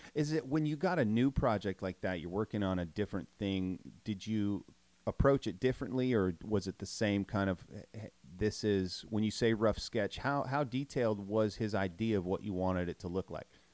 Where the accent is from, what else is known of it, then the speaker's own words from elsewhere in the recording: Minnesota, United States; moved away; I grew up in Minnesota in the Midwest